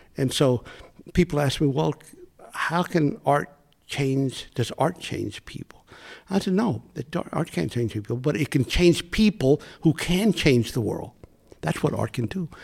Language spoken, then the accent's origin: English; United States; I'm Mexican American, living in the United States, born in the U.S.